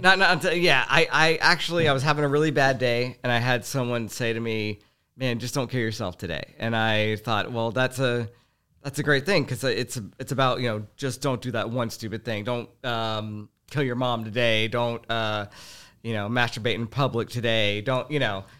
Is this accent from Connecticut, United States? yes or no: no; Houston, Texas, United States; growing up in Houston was, uh, uh, it was an ex, it, it was a crazy experience